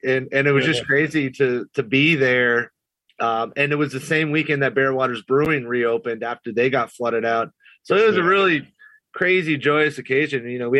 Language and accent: English; New York, United States; moved away as an adult; now in Haywood County, United States; "Man, you don't have an accent on you. Where are you from?" I said, "New York."